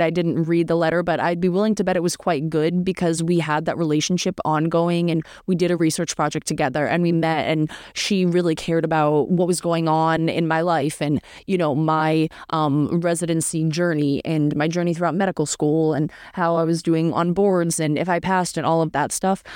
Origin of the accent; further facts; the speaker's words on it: Northeast US, United States; moved away as an adult; also born or lived in Syracuse, New York; I'm from the Northeast U S, which is cold in the winter, and I grew up there for eighteen years